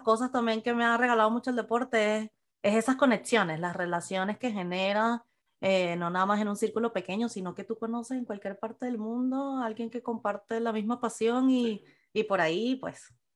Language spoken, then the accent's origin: Spanish; Venezuela; moved away; nosotros como venezolanos, pues salimos de Venezuela y inmigramos